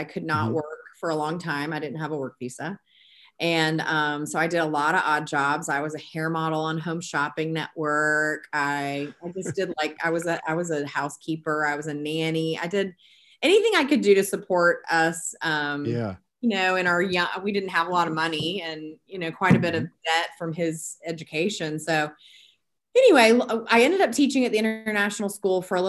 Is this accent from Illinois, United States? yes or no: no; Peachtree City, Georgia, United States; I am from the Atlanta area, from Peachtree City, and I grew up wanting to be a music teacher